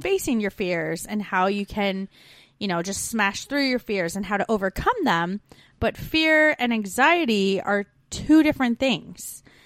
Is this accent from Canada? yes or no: yes; Canada; now in Melbourne, Australia; We're two Canadian expats now living in Australia